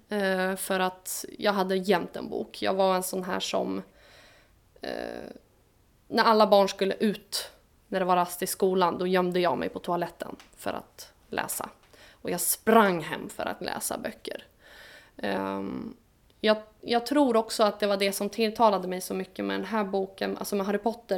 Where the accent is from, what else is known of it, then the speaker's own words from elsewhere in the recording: Stockholm, Stockholm County, Sweden; accent: Stockholm dialect; also born or lived in Vårdö, Åland; now in Åland, Finland; med min stockholmska dialekt